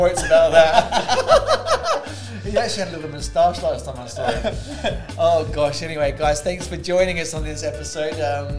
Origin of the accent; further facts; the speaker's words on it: England, United Kingdom; moved away; I was born in 1976 in England.